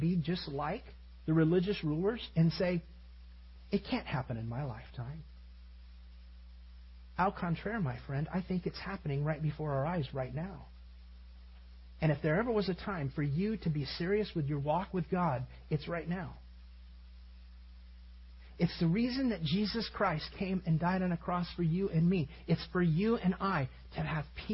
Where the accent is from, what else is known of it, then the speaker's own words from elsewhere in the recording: United States; we're from America and we're pastors